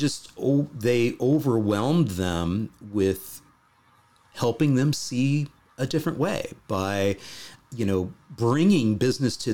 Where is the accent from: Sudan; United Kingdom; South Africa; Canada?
Canada; now in Netherlands; as a Canadian living in the Netherlands